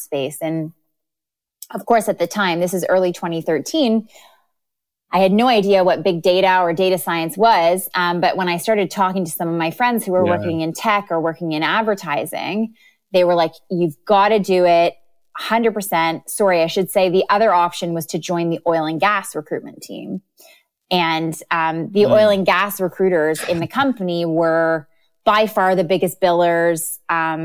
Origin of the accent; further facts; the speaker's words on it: Canada; moved away as an adult; also born or lived in London, United Kingdom; now in United Kingdom; I'm from Canada, and I did my undergrad and bachelor of ed at Queen's University in Canada